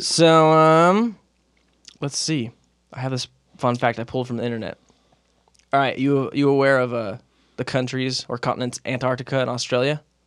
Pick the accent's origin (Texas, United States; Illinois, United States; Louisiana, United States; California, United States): California, United States; Moreno Valley; moved away as an adult; also born or lived in Philadelphia; now in Utah, United States; growing up in Moreno Valley in Southern California